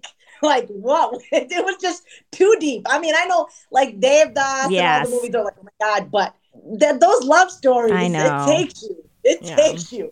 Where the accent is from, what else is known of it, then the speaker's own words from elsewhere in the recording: New Jersey, United States; I was born and raised in New Jersey